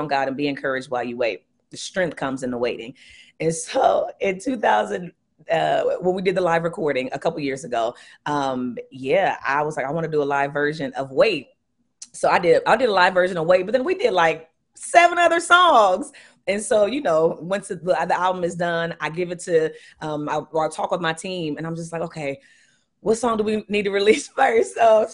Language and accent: English; Columbus, Ohio, United States; I'm from Columbus, Ohio